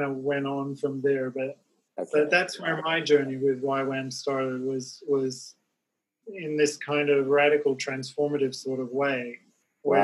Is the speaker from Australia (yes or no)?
yes; Australia; moved away as an adult; I traveled back to my home state, which is on the other side of Australia